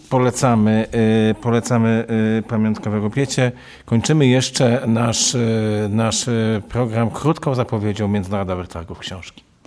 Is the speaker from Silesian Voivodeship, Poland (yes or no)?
no; Warsaw, Masovian Voivodeship, Poland; Jestem chłopakiem z Żoliborza